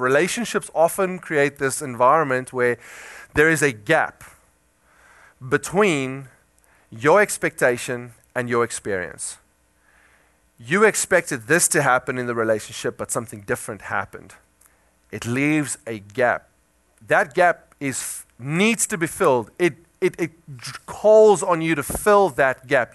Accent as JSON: {"language": "English", "country": "South Africa", "moved": "yes", "said": "I come from South Africa"}